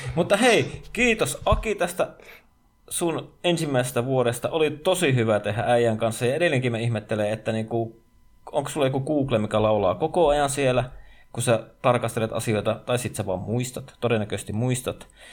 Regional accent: Savonia, Finland; mä olen savolainen niin kotoisin

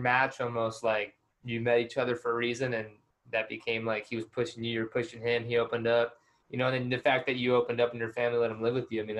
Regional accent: Orange County, California, United States; I mean, and we're just from Orange County.

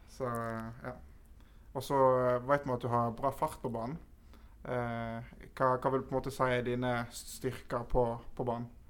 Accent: Voss, Vestland, Norway; jeg kommer ikke fra Sogn sjøl, jeg kommer fra Voss

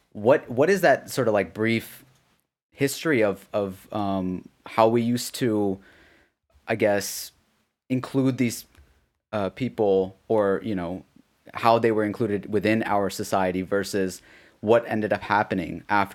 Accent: Pakistan; so I grew up there briefly in Pakistan.

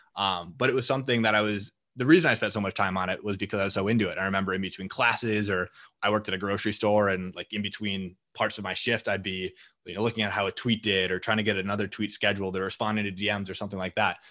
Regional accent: Green Bay, Wisconsin, United States; moved away as an adult; now in Minneapolis, United States; I'm initially from Green Bay, Wisconsin, and then I came up to Minneapolis to attend school at the University of Minnesota.

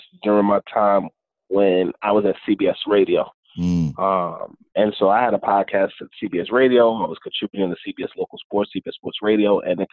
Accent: Northern New Jersey, United States; also born or lived in Harlem, New York / The Bronx, New York; I was born in Northern New Jersey, split time between Northern New Jersey and Harlem and the Bronx

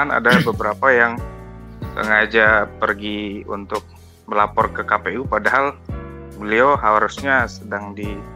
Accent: Bukittinggi, West Sumatra, Indonesia; saya itu di uh, Bukit Tinggi

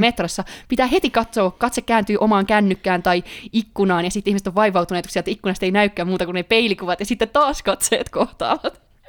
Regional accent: Finland; moved away as an adult; now in Sweden; musta kuulee aina kun puhun ihmisten kanssa ruotsia, että tulen Suomesta

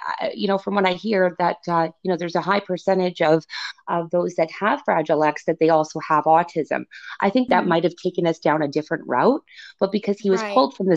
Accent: Niagara Falls, Ontario, Canada; moved away as an adult; also born or lived in Toronto; making a move back to Niagara Falls, which is my hometown.

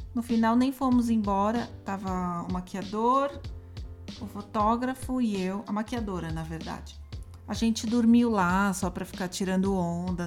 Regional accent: São Paulo, Brazil; eu sou de São Paulo, nasci aqui

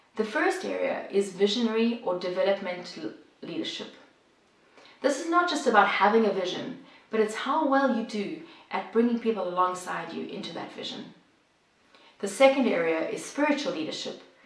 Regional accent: South Africa; moved away as an adult; now in Bosnia and Herzegovina; if you're wondering about the accent, I'm originally from South Africa, but I have lived and worked here in Bosnia and Herzegovina for the last 20 years.

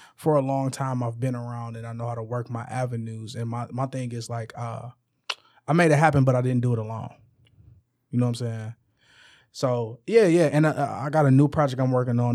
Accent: Detroit, Michigan, United States; I'm from the west side of Detroit. I'm from Puritan, between Illinois and Wyoming

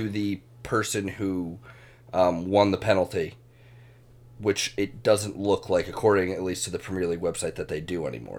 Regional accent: United States; being an American Arsenal fan

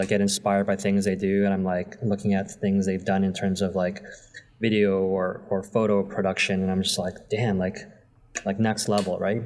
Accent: Toronto, Ontario, Canada; I grew up in Toronto most of my life.

